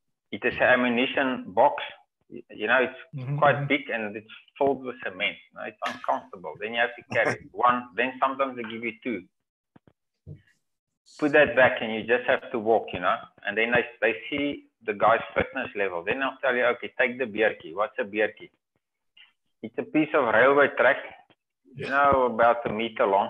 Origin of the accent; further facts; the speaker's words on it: Cape Province, South Africa; I'm from Cape Province.